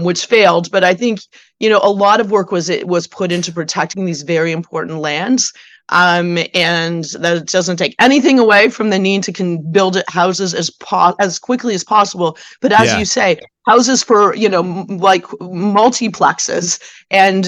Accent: Hamilton, Ontario, Canada; I'm originally from Hamilton, the Hammer

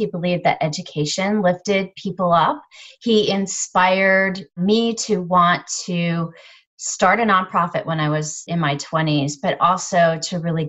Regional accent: Charleston, Illinois, United States; also born or lived in Littleton, Colorado / Knoxville, Illinois; I'm originally from Illinois, Charleston, Illinois. Little rural town, that's where my parents grew up, but we moved all across the country.

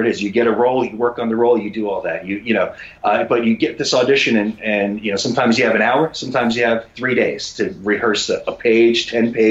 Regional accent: New York, United States; moved away as an adult; now in Los Angeles, United States; I was born and raised in New York. I'm a New Yorker

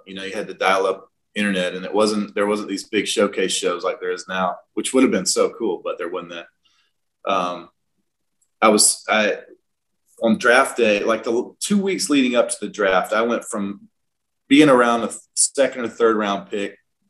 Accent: South Georgia, United States; I'm from South Georgia

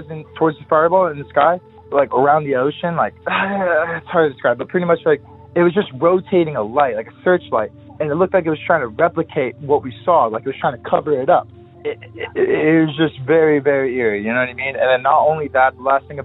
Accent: San Clemente, California, United States; I'm from San Clemente.

